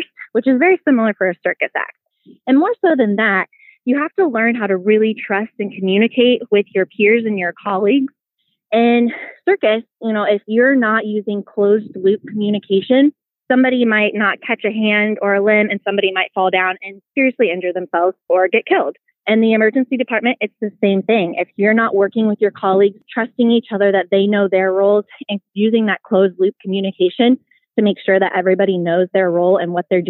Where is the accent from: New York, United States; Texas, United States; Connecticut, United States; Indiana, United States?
Indiana, United States; Peru; moved away as an adult; now in Dayton, United States; I grew up in Peru, Indiana, which is known as the circus city capital of the world